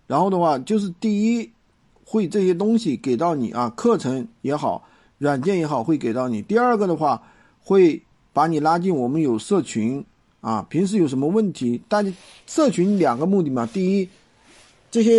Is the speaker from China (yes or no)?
yes; Dazhou, Sichuan, China; 达州啊，达州是我老家哎，